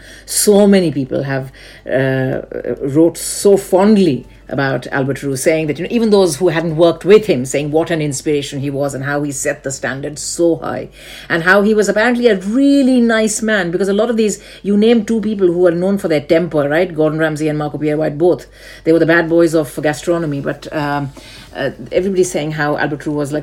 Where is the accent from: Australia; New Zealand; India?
India; Growing up in India